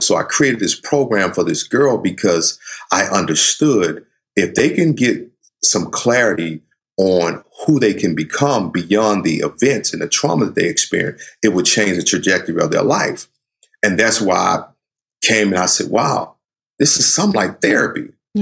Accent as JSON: {"language": "English", "region": "the South", "country": "United States", "tie": "born or raised there", "said": "I grew up in the South"}